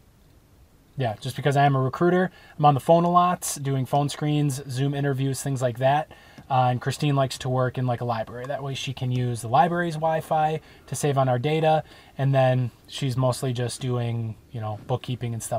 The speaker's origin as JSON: {"language": "English", "region": "Wisconsin", "country": "United States", "moved": "yes", "said": "we're from Wisconsin"}